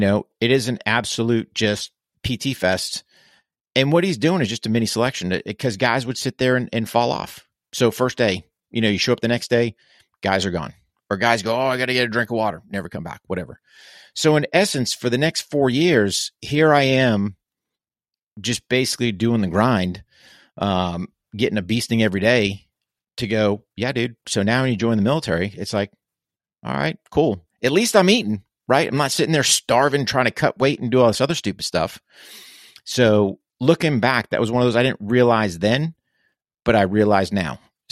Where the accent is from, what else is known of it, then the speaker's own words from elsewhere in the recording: New Hampshire, United States; Yeah, so I grew up in New Hampshire, which is in the northeast of the U.S., so up in New England.